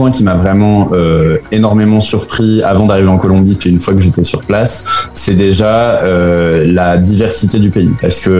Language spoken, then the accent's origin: French; France; moved away as an adult; also born or lived in Spain / Belgium / Chile; ça fait déjà 8-9 ans que je suis parti de France et que je suis pas vraiment retourné à part pour voir la famille et manger un peu de fromage.